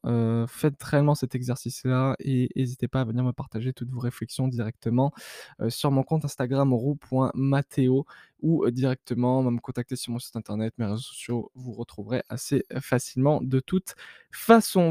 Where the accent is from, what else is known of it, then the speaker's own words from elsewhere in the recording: France; dans laquelle je suis né, donc en France